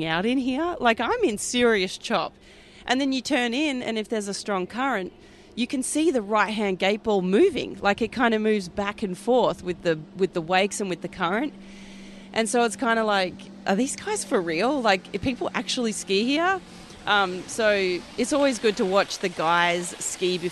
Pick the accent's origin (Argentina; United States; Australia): Australia; Perth, Western Australia; I'm from Perth, Western Australia. I'm the only Western Australian woman to ever ski at the Masters